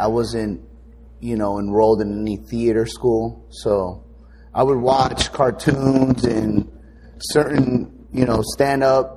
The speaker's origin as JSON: {"language": "English", "town": "Los Angeles", "region": "California", "country": "United States", "tie": "born or raised there", "said": "I grew up in Hollywood"}